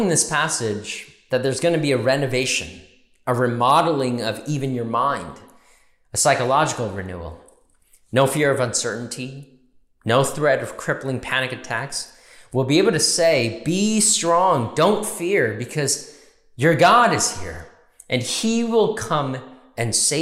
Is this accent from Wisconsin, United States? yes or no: no; New York, United States; we're New Yorkers